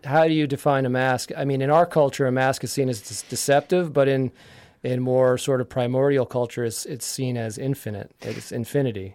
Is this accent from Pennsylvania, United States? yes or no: yes; Yardley, Pennsylvania, United States; I grew up in Yardley, Pennsylvania